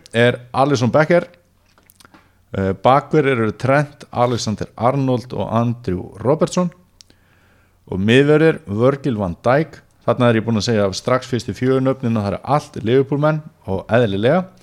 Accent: Neskaupstaður, Eastern Region, Iceland; moved away; ég hef verið í heimabænum mínum Neskjöpstað

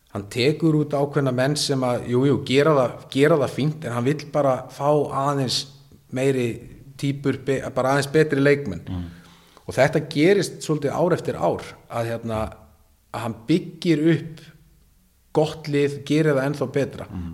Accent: Iceland; also born or lived in Norway

